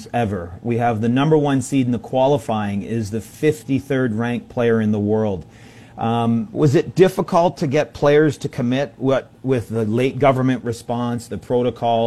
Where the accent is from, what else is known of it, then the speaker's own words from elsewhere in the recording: Canada; as a Canadian that grew up playing tennis across this country